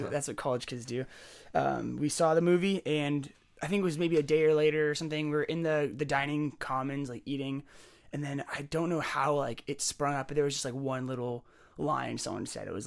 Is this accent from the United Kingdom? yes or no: no; Alberta, Canada; I grew up in Alberta near your house.